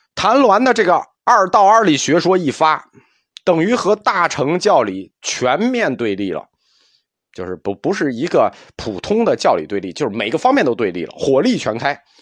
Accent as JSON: {"language": "Chinese", "country": "China", "said": "我们中国人"}